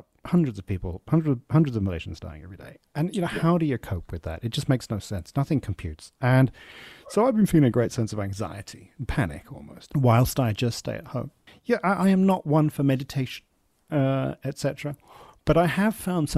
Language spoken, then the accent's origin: English; England, United Kingdom; growing up in England.